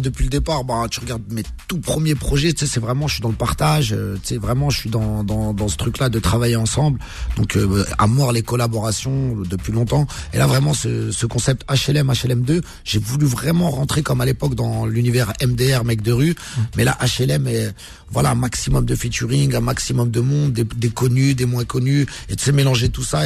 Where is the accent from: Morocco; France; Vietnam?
Morocco; Casablanca, Casablanca-Settat; on est originaire de Casa